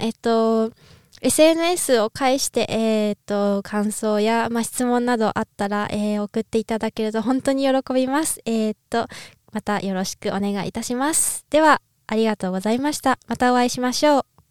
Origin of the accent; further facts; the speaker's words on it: Niigata, Japan; now in Austria; 新潟出身なんですけど